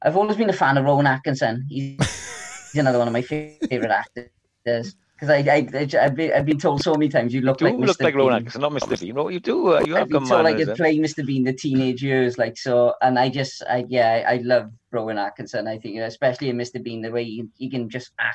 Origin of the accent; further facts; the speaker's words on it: Tredegar, Wales, United Kingdom; Tredegar. It's my hometown